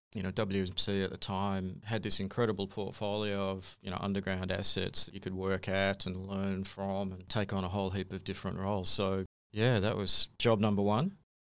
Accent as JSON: {"language": "English", "town": "Sydney", "region": "New South Wales", "country": "Australia", "tie": "born or raised there", "also_born_or_lived": "Kalgoorlie", "moved": "yes", "said": "I was born in Sydney"}